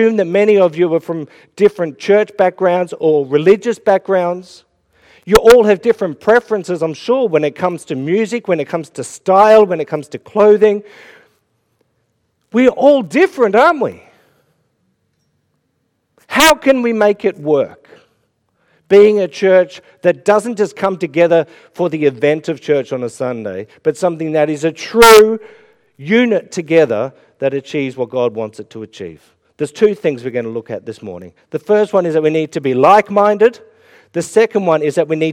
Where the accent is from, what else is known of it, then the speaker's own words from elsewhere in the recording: Melbourne, Victoria, Australia; moved away as an adult; now in Ireland; I'm from Melbourne and it was all AFL and cricket. I moved to Ireland